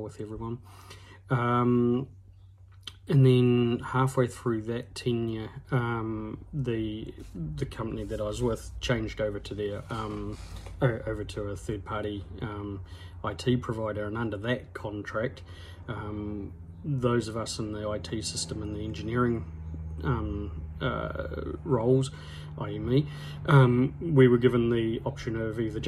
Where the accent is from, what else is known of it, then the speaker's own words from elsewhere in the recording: Hawera, Taranaki, New Zealand; also born or lived in New Plymouth; I moved back to my hometown in Hawera for a bit, and then ended up in New Plymouth after I got married